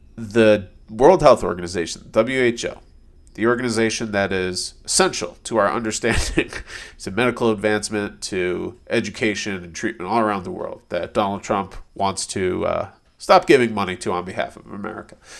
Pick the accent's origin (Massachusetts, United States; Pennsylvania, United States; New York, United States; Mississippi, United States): Massachusetts, United States; a suburb outside of Boston; moved away; growing up in a suburb outside of Boston